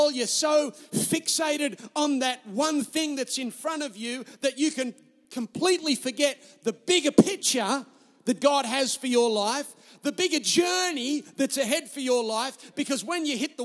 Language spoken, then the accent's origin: English; Newcastle, New South Wales, Australia; I'm Australian